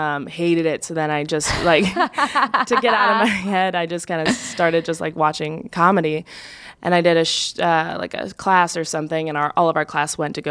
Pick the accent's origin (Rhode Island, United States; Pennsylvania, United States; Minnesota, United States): Minnesota, United States; St. Paul; but I'm also from St. Paul, Minnesota